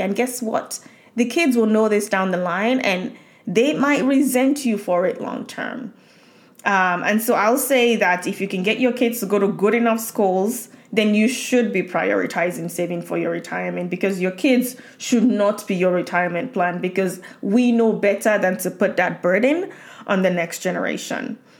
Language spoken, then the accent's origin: English; Nigeria; moved away; growing up in Nigeria